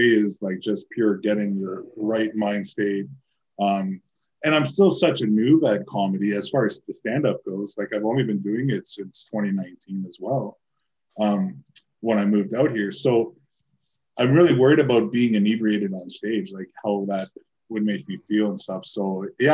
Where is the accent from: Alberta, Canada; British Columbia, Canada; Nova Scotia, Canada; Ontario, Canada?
Ontario, Canada; Toronto; moved away; I grew up in Toronto